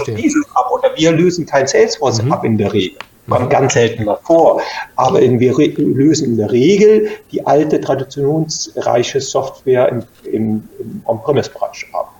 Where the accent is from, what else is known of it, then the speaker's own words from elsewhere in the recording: Germany; in der Eifel früher, wo ich herkomme